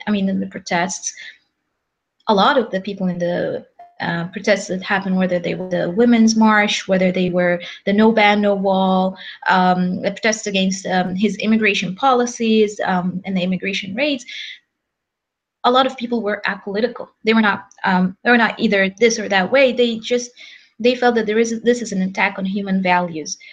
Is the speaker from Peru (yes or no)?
no; Egypt; now in Los Angeles, United States; we're from Egypt